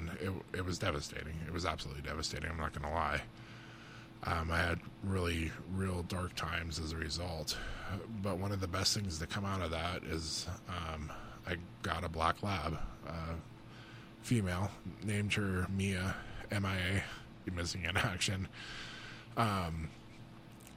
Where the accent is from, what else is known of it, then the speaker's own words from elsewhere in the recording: Butte, Montana, United States; I grew up in Butte, Montana